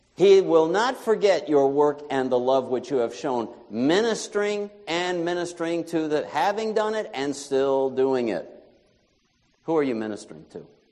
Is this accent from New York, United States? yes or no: yes; New York, United States; moved away as an adult; my home state of New York